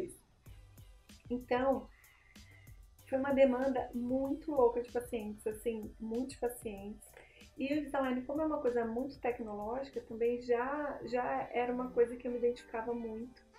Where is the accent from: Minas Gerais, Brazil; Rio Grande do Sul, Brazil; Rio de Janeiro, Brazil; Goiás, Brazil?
Rio de Janeiro, Brazil; Nova Friburgo; moved away as an adult; now in São Paulo, Brazil; eu sou de Nova Friburgo, do interior do Rio, e, e, aí eu me casei, vim morar aqui em São Paulo